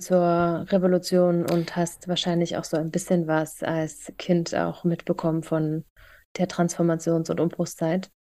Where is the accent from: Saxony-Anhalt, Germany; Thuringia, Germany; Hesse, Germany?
Thuringia, Germany; Thüringerin, Wendekind und immer noch Ossi.